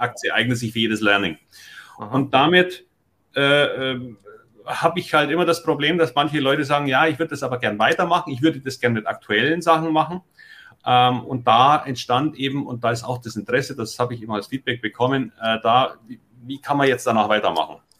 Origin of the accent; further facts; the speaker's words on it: Munich, Bavaria, Germany; moved away as an adult; now in Hamburg, Germany; ich komme aus München